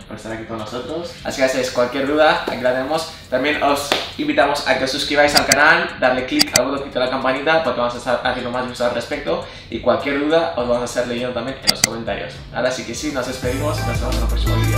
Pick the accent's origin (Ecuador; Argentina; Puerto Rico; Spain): Spain; yo que soy español, soy 100% español